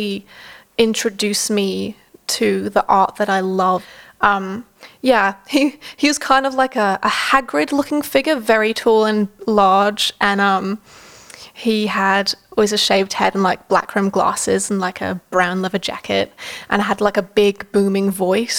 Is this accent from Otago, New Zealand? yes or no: yes; Dunedin, Otago, New Zealand; moved away as an adult; also born or lived in Italy; now in Australia; I grew up in New Zealand. In a small town called Dunedin.